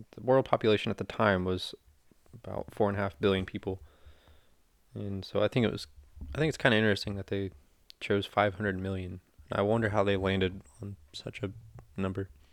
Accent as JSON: {"language": "English", "country": "United States", "said": "as an American"}